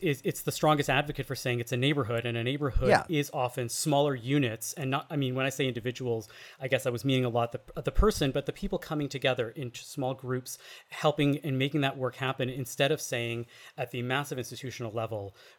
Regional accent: Canada; but I'm Canadian.

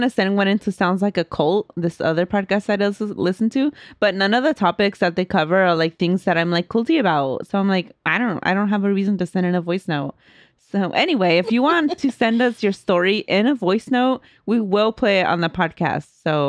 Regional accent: Guerrero, Mexico; I'm originally from Guerrero, Mexico, and when I was little, I was raised Catholic.

